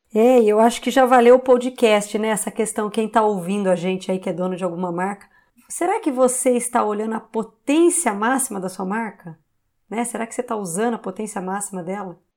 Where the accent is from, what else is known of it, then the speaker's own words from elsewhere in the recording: Campinas, São Paulo, Brazil; Eu sou de Campinas, né? A Ciber era uma empresa de Campinas que a QR comprou